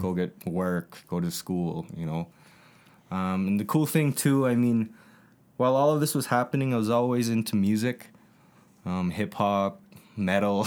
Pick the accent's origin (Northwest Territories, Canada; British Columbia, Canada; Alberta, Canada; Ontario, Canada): Alberta, Canada; Calgary; born and raised, like J Mo said, I was born at, uh, in Calgary